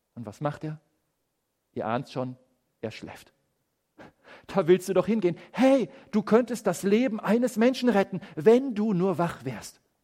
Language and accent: German; Germany; bei uns in Deutschland